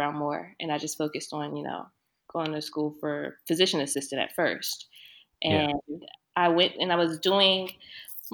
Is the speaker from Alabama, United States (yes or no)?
no; Delaware, United States; moved away as an adult; also born or lived in Philadelphia; I'm from Delaware, and I went to school in Philly